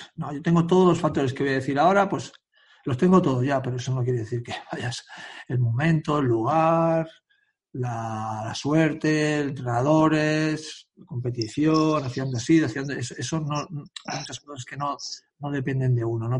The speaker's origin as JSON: {"language": "Spanish", "town": "Sant Adrià de Besòs", "region": "Catalonia", "country": "Spain", "said": "yo no soy de Badalona, soy de San Adrián, un pueblo al lado"}